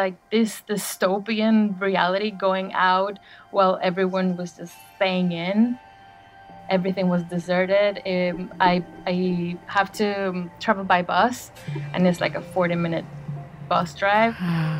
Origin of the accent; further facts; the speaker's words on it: Caracas, Capital District, Venezuela; now in Bristol, United Kingdom; I live in Bristol and I am from Caracas, Venezuela.